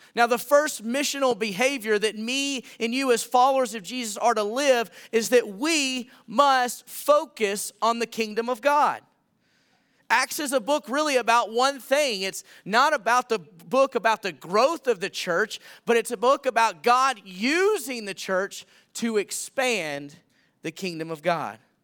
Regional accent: Millington, Tennessee, United States; moved away as an adult; also born or lived in Montana; now in Anthem, United States; in my hometown, which is Millington, Tennessee.

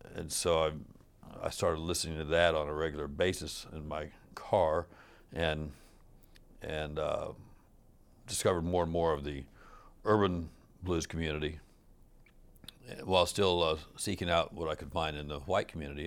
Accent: Kansas City, Missouri, United States; moved away as an adult; also born or lived in Los Angeles / Minneapolis; I'm from Kansas City initially, and I'd lived in Los Angeles, and then I'd lived in Minneapolis, and, uh, upon moving back to Kansas City

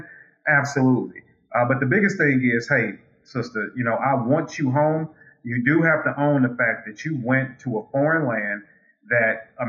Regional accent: United States; I'm American, not Russian

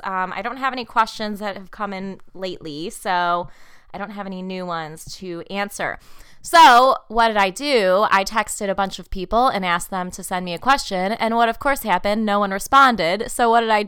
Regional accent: Munster, Indiana, United States; moved away; I am back in Northwest Indiana, aka my hometown, Munster, Indiana

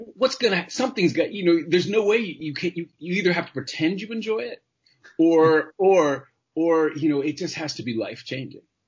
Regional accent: New York City, New York, United States; also born or lived in Los Angeles, United States / Santa Barbara, United States; now in Toronto, Canada; I grew up in Manhattan

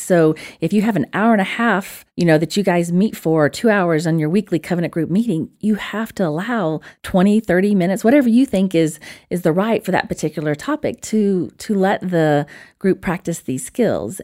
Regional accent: Alabama, United States; accent: Alabama; my little Alabama accent.

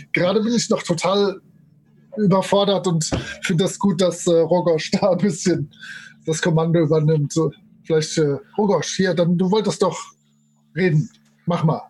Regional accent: Rhineland, Germany; Bei uns im Rheinland

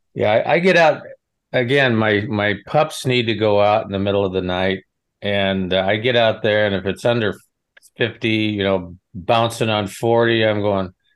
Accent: Nebraska, United States; I'm from Nebraska.

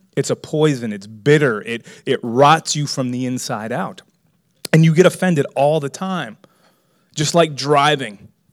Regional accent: Miami, Florida, United States; I was raised in Miami

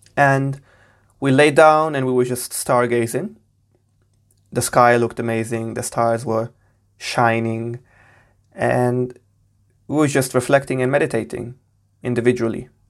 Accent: Portugal; now in United Kingdom; I was born and raised in Portugal. I'm currently based in the U K.

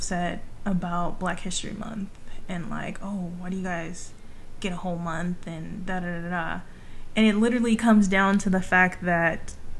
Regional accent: California, United States; growing up in California.

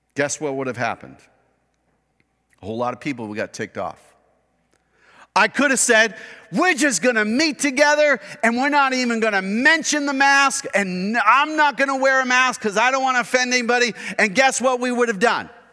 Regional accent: Kern County, California, United States; we are American, individualistic, Kern County conservative people, who wanna do our own thing, our own way

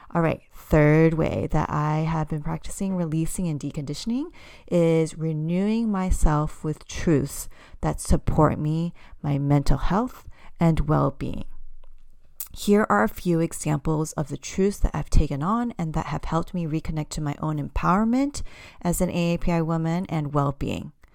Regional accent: United States; I identify as an American-born Cantonese woman, meaning I'm considered a second generation immigrant because my parents immigrated to the U S from overseas, specifically Hong Kong.

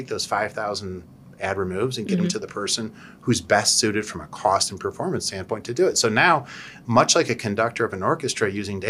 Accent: Cleveland, Ohio, United States; I'm Polish from Cleveland

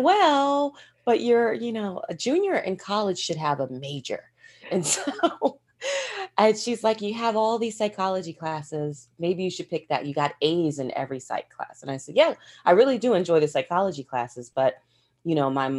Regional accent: Delaware, United States; I grew up in Delaware. That's where I was born and raised.

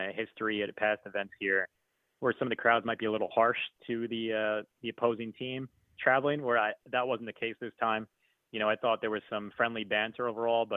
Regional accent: Babylon, New York, United States; I grew up in Babylon

